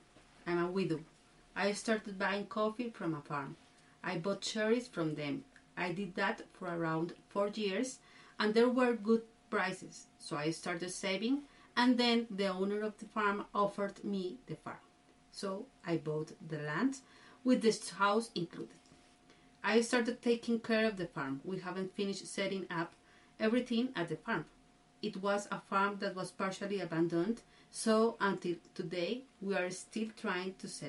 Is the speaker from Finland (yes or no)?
no; Chalatenango, El Salvador; Well, I come from El Salvador, from Chalatenango department. I was born there, raised there, and well, it is a fresh and beautiful place.